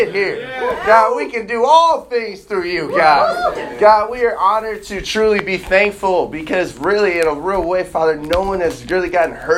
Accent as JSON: {"language": "English", "town": "Chicago", "region": "Illinois", "country": "United States", "tie": "born or raised there", "moved": "yes", "lives_now": "Seattle, United States", "said": "I grew up in Chicago"}